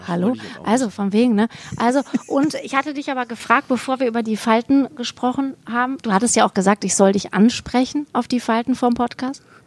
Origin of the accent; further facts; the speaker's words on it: Vellmar, Hesse, Germany; moved away as an adult; also born or lived in Bochum; ich komme ja aus Kassel, ne? Also mhm. Kleinstadt Kassel, Fellmar